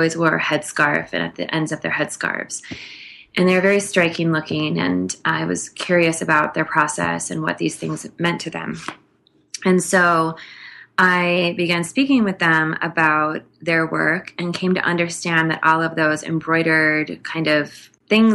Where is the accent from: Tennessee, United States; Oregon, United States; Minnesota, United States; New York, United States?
Minnesota, United States; I grew up in Minnesota